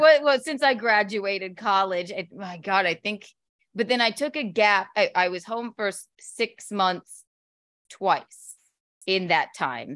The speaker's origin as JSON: {"language": "English", "region": "South Carolina", "country": "United States", "tie": "born or raised there", "also_born_or_lived": "Chicago, Illinois, United States", "moved": "as an adult", "lives_now": "New York City, United States", "said": "I grew up in South Carolina"}